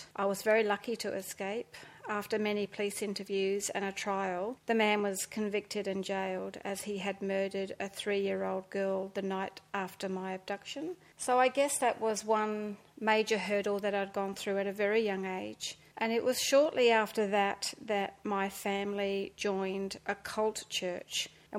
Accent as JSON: {"language": "English", "country": "Australia", "tie": "born or raised there", "also_born_or_lived": "England", "said": "I was born in England in a small seaside town. And when I was 7 years old, we immigrated to Australia by ship. It took us 5 weeks. When we came to Sydney, we landed in Sydney."}